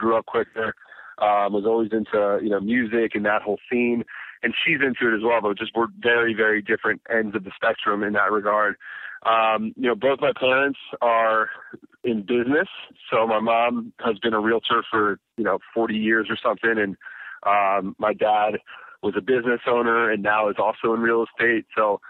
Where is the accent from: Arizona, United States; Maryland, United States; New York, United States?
Maryland, United States; Baltimore; Yeah, Baltimore, born and raised.